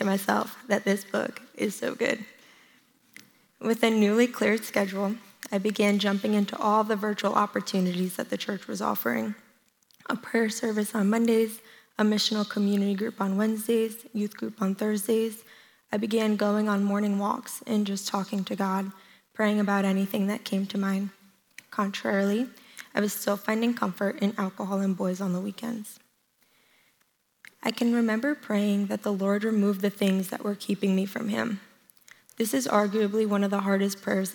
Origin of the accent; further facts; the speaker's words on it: New Jersey, United States; moved away as an adult; I eventually called that church home up until I moved from New Jersey.